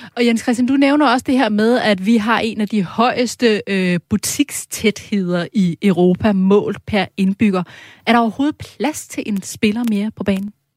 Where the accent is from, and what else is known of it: Denmark